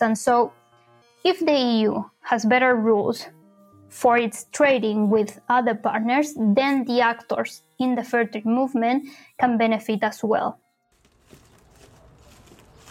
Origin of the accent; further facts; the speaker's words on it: Punta Arenas, Magallanes and Chilean Antarctica, Chile; moved away as an adult; also born or lived in Santiago, Chile; I grew up in the Patagonia of Chile in a small city called Punta Arenas